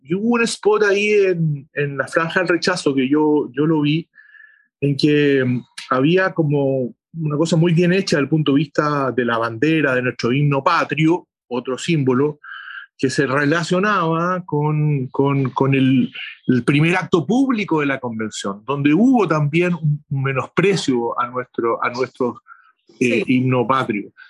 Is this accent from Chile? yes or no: yes; Chile; somos convocados los chilenos, las chilenas